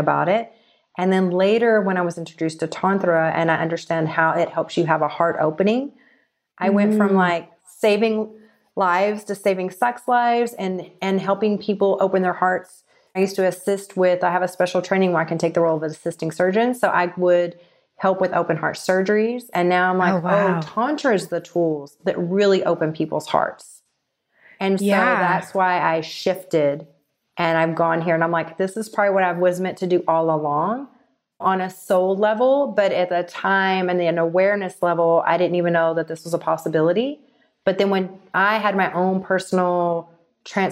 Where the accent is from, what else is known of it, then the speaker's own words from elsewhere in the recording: Texas, United States; moved away as an adult; also born or lived in Los Angeles; growing up in Texas and living in the Bible Belt